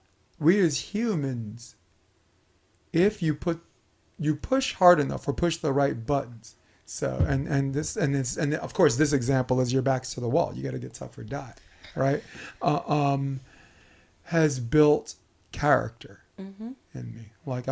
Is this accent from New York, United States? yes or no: yes; Brooklyn, New York, United States; I'm from Flatbush Avenue.